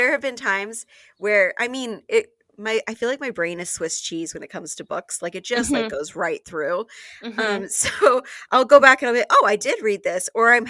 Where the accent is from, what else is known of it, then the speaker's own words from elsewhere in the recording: Arizona, United States; moved away; So I've lived in Arizona. I grew up here in Arizona. I have come back a million times.